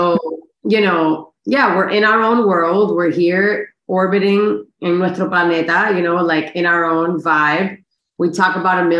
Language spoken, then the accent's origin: English; Miami, Florida, United States; I'm from Miami, born and raised.